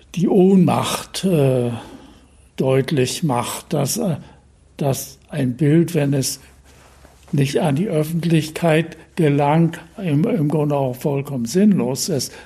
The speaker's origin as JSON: {"language": "German", "area": "Usedom", "region": "Mecklenburg-Vorpommern", "country": "Germany", "tie": "born or raised there", "also_born_or_lived": "Berlin", "said": "Dann sind wir durch äh, zu Beginn des Krieges aus Berlin quasi geflüchtet an die Ostsee äh, auf die Insel Usedom"}